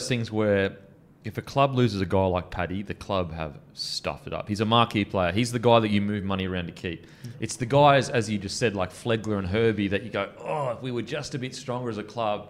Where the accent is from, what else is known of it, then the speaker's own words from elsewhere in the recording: Australia; How proud should we be as Aussies that the oldest culture in the world, we get to share the land with it?